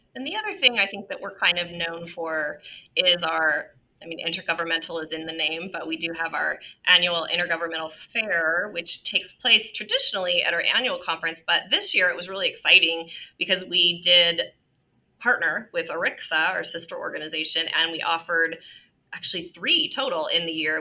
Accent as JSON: {"language": "English", "town": "Ventura", "region": "California", "country": "United States", "tie": "born or raised there", "said": "my hometown of Ventura"}